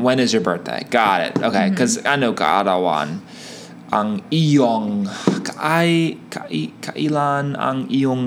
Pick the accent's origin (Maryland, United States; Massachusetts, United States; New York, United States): Maryland, United States; Baltimore; Ako ay taga Baltimore, Maryland.